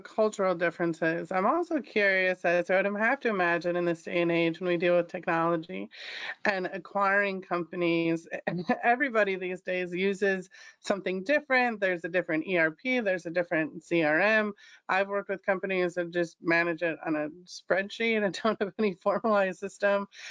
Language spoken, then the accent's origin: English; Chicago, Illinois, United States; I'm from Chicago